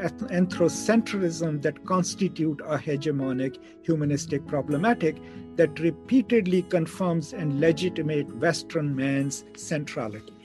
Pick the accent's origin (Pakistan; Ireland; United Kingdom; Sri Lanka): Pakistan; where I come from Pakistan